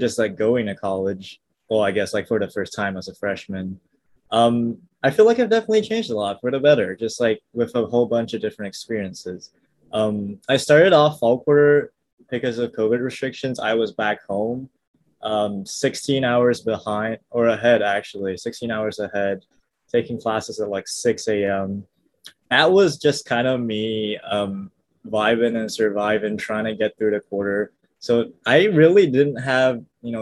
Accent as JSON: {"language": "English", "region": "suburbs near Kuala Lumpur", "country": "Malaysia", "tie": "born or raised there", "first_language": "English", "moved": "as an adult", "lives_now": "Seattle, United States", "said": "I was born and raised, I guess, in the suburbs near Kuala Lumpur for the entirety of like 18 years"}